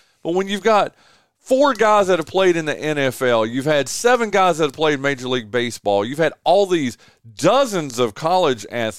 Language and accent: English; Northwestern North Carolina, United States; moved away as an adult; also born or lived in Gastonia, North Carolina / Shelby, North Carolina / Charlotte, North Carolina; now in Kinston, United States; I've only been here 21 years now, or I'm coming up on my 21st year. I lived in Gastonia. I lived in Shelby. I grew up in Northwestern North Carolina. I mean, I was in the Charlotte market forever. I've worked in the Raleigh market.